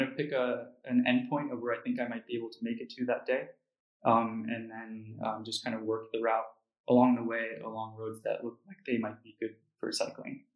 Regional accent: United States; being American

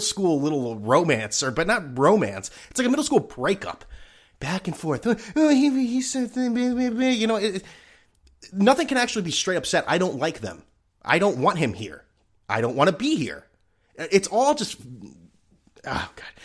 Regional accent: New England, United States; I'm from New England.

